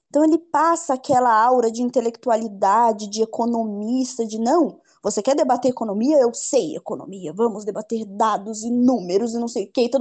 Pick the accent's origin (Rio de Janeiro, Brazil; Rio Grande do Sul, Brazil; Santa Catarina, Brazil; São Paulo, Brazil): Rio de Janeiro, Brazil; born there; eu sou carioca, né? Um dos meus defeitos é, é. é ser carioca de nascença. E eu adquiri muito do sotaque paulista conversando com o Arthur